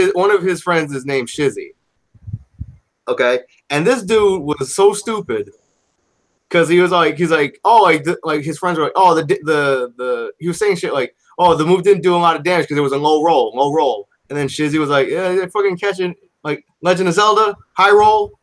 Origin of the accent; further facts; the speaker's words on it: South Korea; moved away; I'm from Korea.